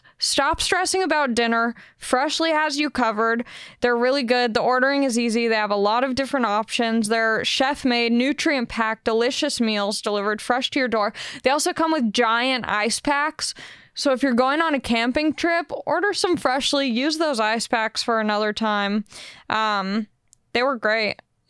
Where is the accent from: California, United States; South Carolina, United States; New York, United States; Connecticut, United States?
California, United States; Long Beach; I'm kind of a weird case because I am from Long Beach, so like LA just made sense for me